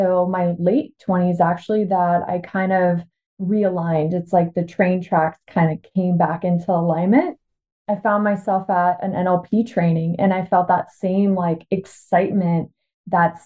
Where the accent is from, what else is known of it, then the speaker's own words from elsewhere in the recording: Washington, United States; also born or lived in Bulgaria; I was born actually in Bulgaria, and my family immigrated to the U.S. when I was 5. So I've lived in Washington State basically my whole life